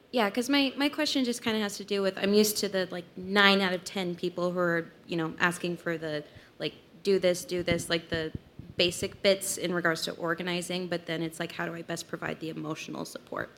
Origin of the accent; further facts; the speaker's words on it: Salt Lake City, Utah, United States; I'm from Salt Lake City